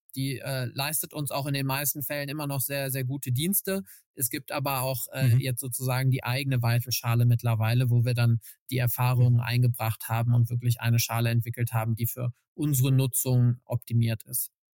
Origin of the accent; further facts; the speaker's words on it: Cologne, North Rhine-Westphalia, Germany; ich bin äh, in Köln geboren, äh, eine echte Kölsche Jung